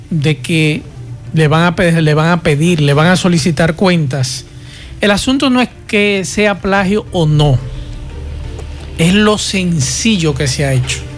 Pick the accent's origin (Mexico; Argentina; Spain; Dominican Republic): Dominican Republic; yo como dominicano fuera de la República Dominicana